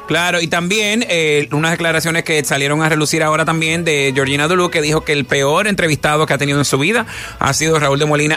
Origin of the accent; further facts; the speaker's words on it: Dominican Republic; nosotros como dominicanos